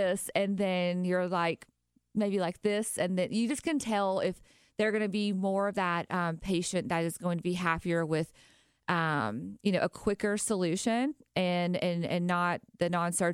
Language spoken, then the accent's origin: English; Nashville, Tennessee, United States; accent: country; moved away as an adult; now in Tampa, United States; I'm originally from Nashville and I moved here 2 years ago